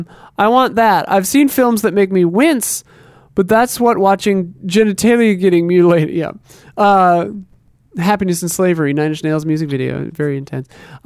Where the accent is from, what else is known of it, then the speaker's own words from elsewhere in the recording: Seattle, Washington, United States; I'm from the Seattle area, so October rain is a cozy fall imagery.